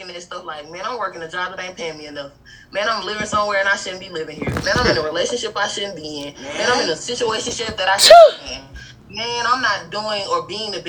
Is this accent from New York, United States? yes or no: no; Birmingham, Alabama, United States; moved away; I'm from Birmingham. I'm from Alabama